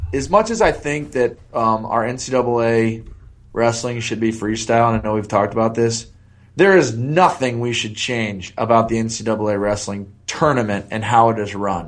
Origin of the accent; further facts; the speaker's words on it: Columbus, Ohio, United States; I grew up in Columbus, and if you grew up in Columbus, you drink the Kool-Aid from birth.